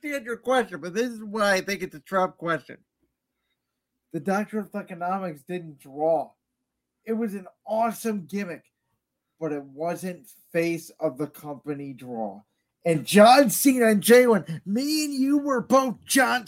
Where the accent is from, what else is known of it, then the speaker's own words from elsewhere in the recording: Cleveland, Ohio, United States; we're from Cleveland